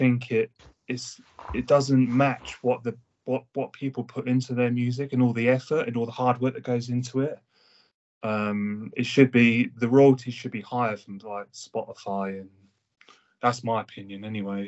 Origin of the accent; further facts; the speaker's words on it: Hampshire, South East England, United Kingdom; I'm from the UK. Hampshire.